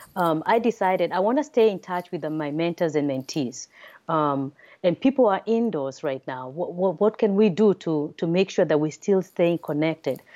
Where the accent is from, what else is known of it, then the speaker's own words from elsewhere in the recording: Nairobi, Kenya; also born or lived in Massachusetts, United States; now in United States; originally, I'm from Nairobi, Kenya, um, then came to the United States for my father education